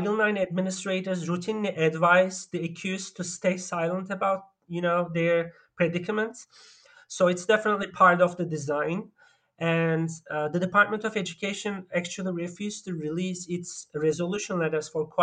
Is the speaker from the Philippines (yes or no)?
no; Turkey; moved away; also born or lived in Germany; I grew up mostly in Turkey and also in Germany.